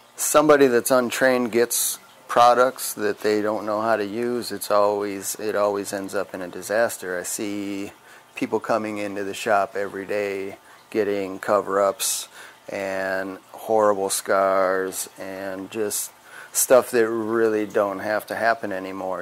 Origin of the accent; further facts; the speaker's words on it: Wisconsin, United States; I'm from Wisconsin